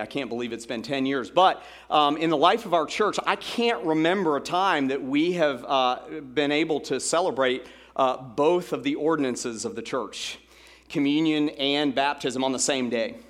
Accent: Atlanta, Georgia, United States; in Atlanta, Georgia, growing up in Atlanta

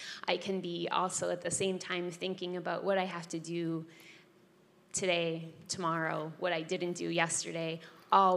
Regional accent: Wisconsin, United States; moved away; I am from Wisconsin

